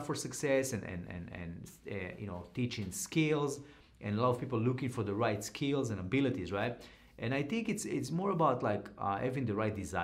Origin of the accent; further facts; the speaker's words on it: Israel; now in United States; when I grew up in Israel